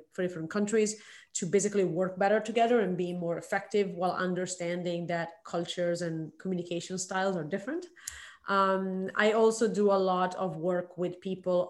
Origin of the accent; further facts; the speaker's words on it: Milan, Lombardy, Italy; moved away as an adult; now in Shanghai, China; I'm originally from Milan, Italy